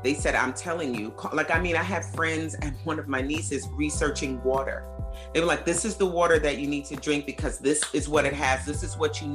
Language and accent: English; New York, United States; now in New Jersey, United States; I'm from New York